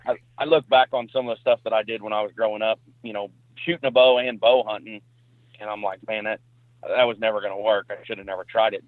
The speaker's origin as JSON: {"language": "English", "town": "Perryville", "region": "Missouri", "country": "United States", "said": "I'm from Perryville, Missouri."}